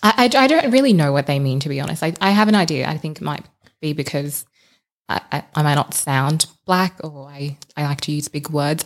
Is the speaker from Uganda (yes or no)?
yes; Uganda; also born or lived in South Sudan; now in Australia; I haven't been back to my home country. I'm Ugandan and South Sudanese, by the way.